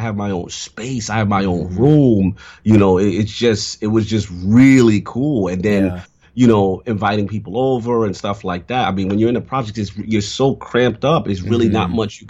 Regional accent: New York City, New York, United States; I grew up in the South Bronx.

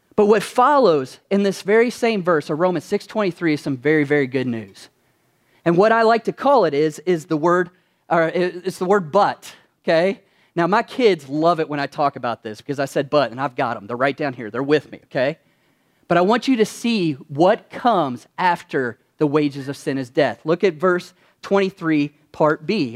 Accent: Kentucky, United States; when I was growing up in Kentucky, which I'm originally from there

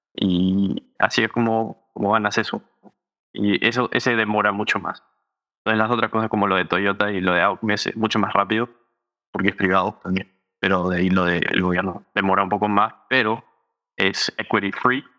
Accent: Los Angeles, California, United States; also born or lived in Berkeley, California; Y esos dos años fue en donde yo crecí, en Los Ángeles.

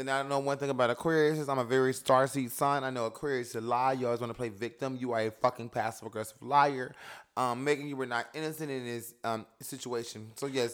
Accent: New York City, New York, United States; I come from Bed-Stuy

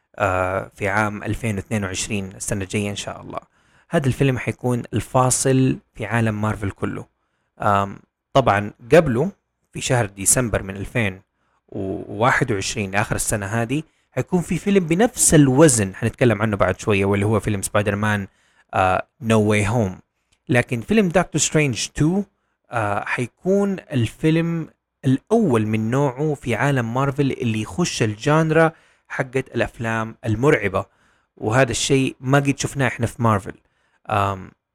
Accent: Saudi Arabia; عندنا في السعودية

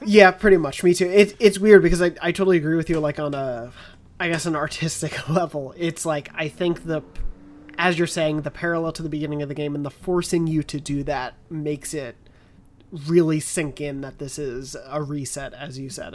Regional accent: Long Island, New York, United States; I'm from Long Island

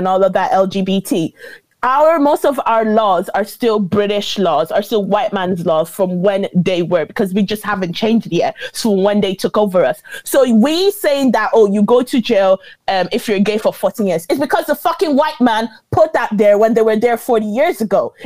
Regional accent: Ireland; also born or lived in Nigeria; Even though I lived in Ireland all my life, I have an Irish passport

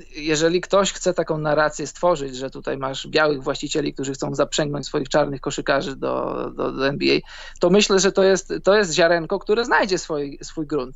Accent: Poland; moved away; Ja jestem z Polski, mieszkam za granicą

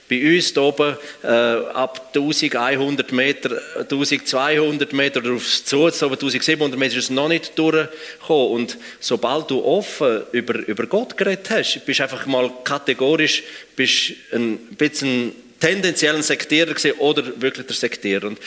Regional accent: Graubünden, Switzerland; Aber ich bin ja eigentlich als Engadiner bin ich im Engadin aufgewachsen.

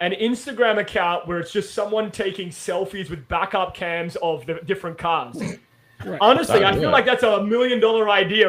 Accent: Australia; being Australian, we always root for like the underdog, right?

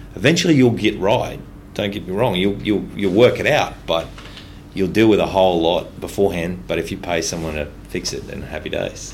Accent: Ipswich, Queensland, Australia; I grew up mostly in Ipswich

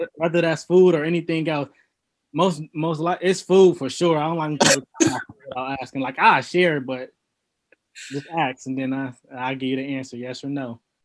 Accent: Lorain, Ohio, United States; I'm from Lorain, Ohio. Um, grew up and raised from there, and I've basically been there my whole life

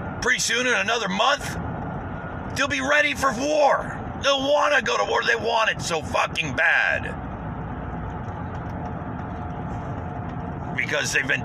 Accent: United States; as an American

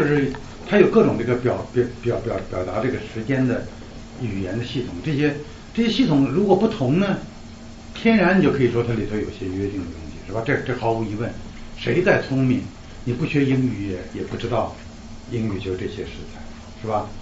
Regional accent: China; 我们中国人

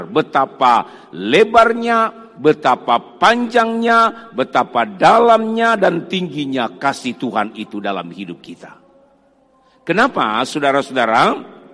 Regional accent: Sangihe, North Sulawesi, Indonesia; saya asalnya dari Sangihe Talaut dari Manado masih naik kapal lagi ke Pulau Sangihe. Saya asalnya dari sana.

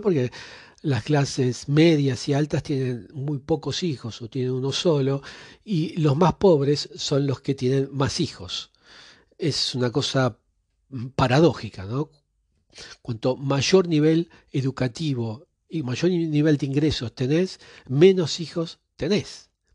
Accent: Argentina; yo que nací en Argentina

